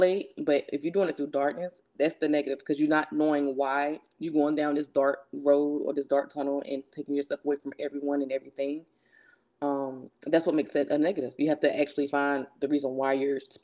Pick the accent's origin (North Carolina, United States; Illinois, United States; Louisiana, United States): North Carolina, United States; I'm from North Carolina. And yeah, I'm from a good Southern family.